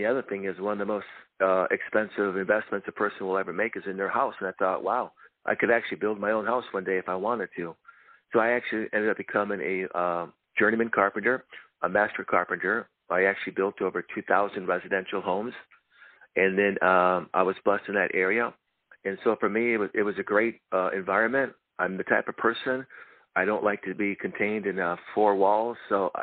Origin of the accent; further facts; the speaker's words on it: Fargo, North Dakota, United States; moved away as an adult; also born or lived in Marinette, Wisconsin; now in California, United States; We moved to Fargo, North Dakota, where I grew up until I was 21.